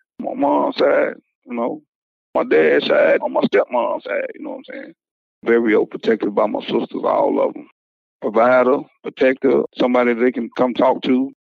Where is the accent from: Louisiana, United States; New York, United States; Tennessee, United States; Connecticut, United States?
Tennessee, United States; Union City; also born or lived in Woodland Mills, Tennessee; I grew up in Union City, and I grew up in Woodland Mills, Tennessee. So, you know, I'm a country guy.